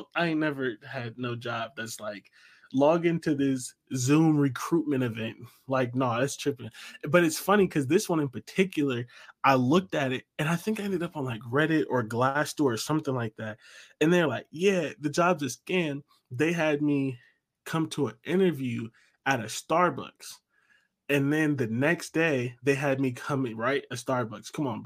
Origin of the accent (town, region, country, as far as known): Ohio, United States; moved away as an adult; now in New York, United States